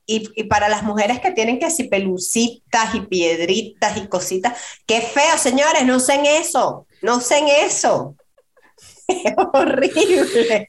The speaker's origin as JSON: {"language": "Spanish", "town": "Valencia", "region": "Carabobo", "country": "Venezuela", "moved": "as an adult", "lives_now": "United States", "said": "nosotros somos de Valencia, de la ciudad de Valencia, Estado Carabobo"}